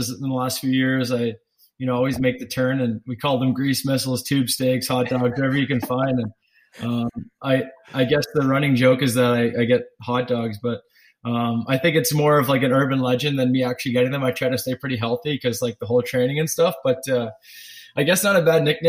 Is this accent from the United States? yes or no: no; Canada; growing up as a Canadian kid